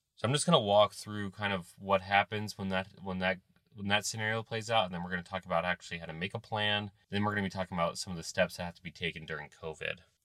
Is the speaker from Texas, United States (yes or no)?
no; Ohio, United States; I'm from Ohio